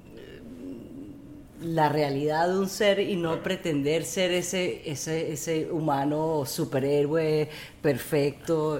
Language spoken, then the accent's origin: Spanish; Venezuela; somos venezolanos